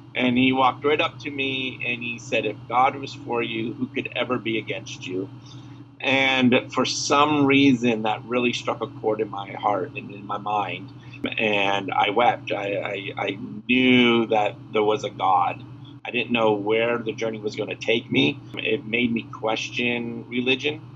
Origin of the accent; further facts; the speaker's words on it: Burlington, Vermont, United States; now in Houston, United States; Originally, I'm from Burlington, Vermont, and I now live in Houston, Texas.